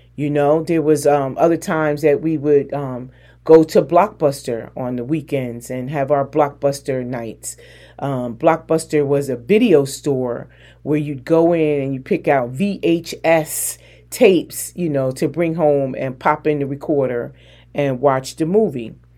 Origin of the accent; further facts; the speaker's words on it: New Jersey, United States; moved away; also born or lived in North Carolina; I'm from Jersey